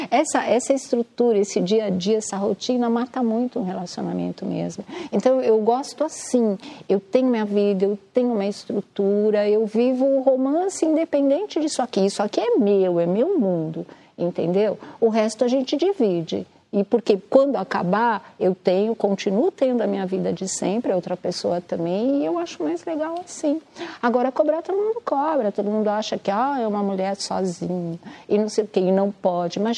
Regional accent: Mato Grosso do Sul, Brazil; born there; eu nasci no Mato Grosso do Sul.

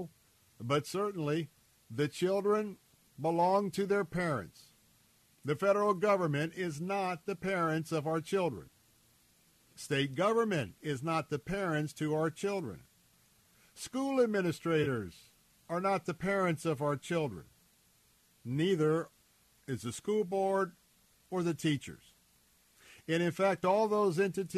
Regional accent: Florida, United States; I was born and raised here in Florida, born and raised in and around the water.

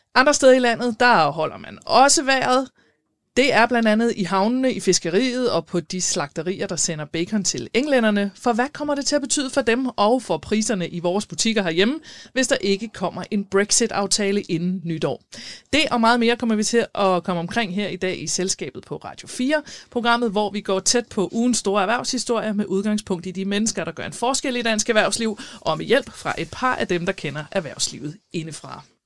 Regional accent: South Zealand, Denmark; moved away; jeg kommer fra Sydsjælland, og når jeg er nede øh, omkring på mine forældres egen øh, syd for Næstved

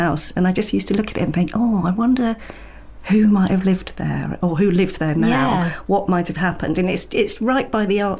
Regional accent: London, United Kingdom; I did grow up in London, well, in the suburbs of North London

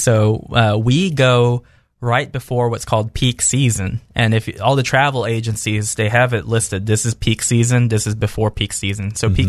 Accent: the South, United States; I'm from the South

